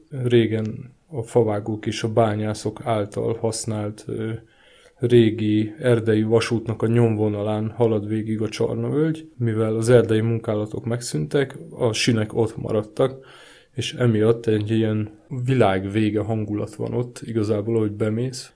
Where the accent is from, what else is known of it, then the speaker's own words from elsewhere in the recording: Márianosztra, Pest, Hungary; moved away as an adult; now in Budapest, Hungary; én eleve hegyek között nőttem fel, Márian Osztrai vagyok